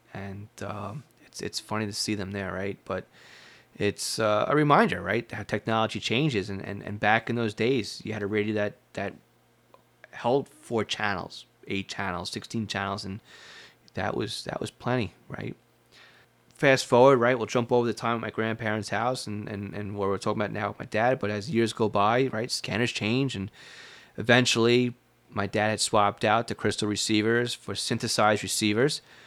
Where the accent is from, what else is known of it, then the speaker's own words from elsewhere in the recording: Long Island, New York, United States; If you can't tell from my accent, I was born and raised, and I spent most of my life in Long Island, New York